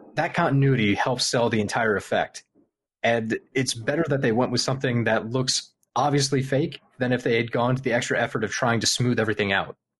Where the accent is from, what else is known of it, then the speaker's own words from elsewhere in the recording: Midwest, United States; I'm from the Midwest